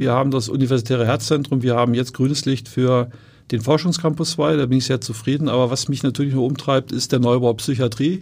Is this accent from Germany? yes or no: yes; Wolfsburg, Lower Saxony, Germany; moved away as an adult; also born or lived in Göttingen; now in Hamburg, Germany; ich bin ja in Wolfsburg aufgewachsen